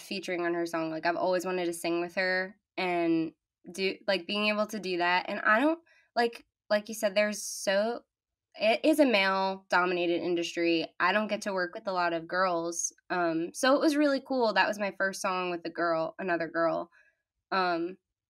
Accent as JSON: {"language": "English", "area": "Long Island", "region": "New York", "country": "United States", "said": "I'm 17 and I'm from Long Island"}